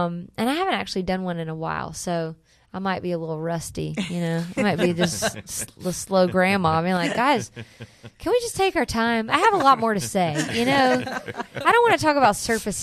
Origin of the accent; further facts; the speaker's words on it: Wilson, North Carolina, United States; also born or lived in Chicago, Illinois; now in Nashville, United States; I'm from North Carolina.